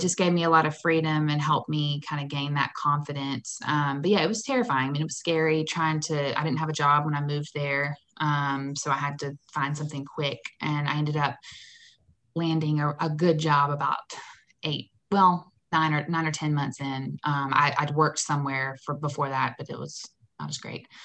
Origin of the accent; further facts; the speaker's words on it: Warner Robins, Georgia, United States; moved away as an adult; also born or lived in Nashville, Tennessee; now in Atlanta, United States; I'm from Warner Robins, Macon area